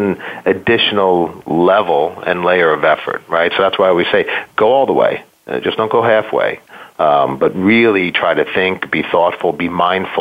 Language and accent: English; New York area, United States; I grew up in New York, in the New York area